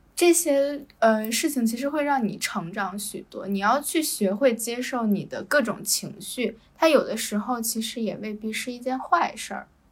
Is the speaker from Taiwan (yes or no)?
no; China; moved away as an adult; now in Malaysia; 中国男生有的时候，就是我们同，同样生长在一个环境